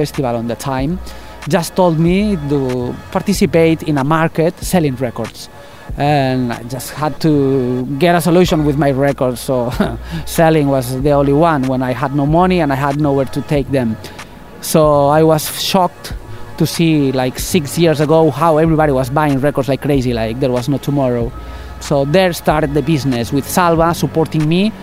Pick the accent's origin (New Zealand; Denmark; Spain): Spain; Catalonia; English is a second language; now in Barcelona, Spain; I am not from Barcelona. I am Catalan, but I came here, I don't know, like 25 years ago.